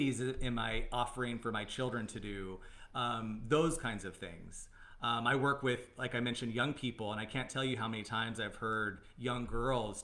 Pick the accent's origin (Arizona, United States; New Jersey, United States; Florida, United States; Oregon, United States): Arizona, United States; I'm from Arizona